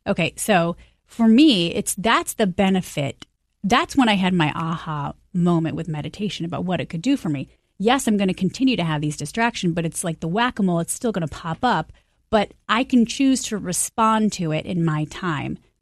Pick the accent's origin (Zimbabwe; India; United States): United States; Michigan; moved away; I'm from Michigan